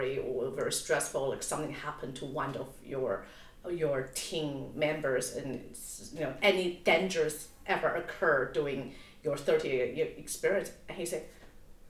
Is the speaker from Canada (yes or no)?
no; Taipei, Taiwan; moved away; also born or lived in Auckland / New York; I was born in Taipei.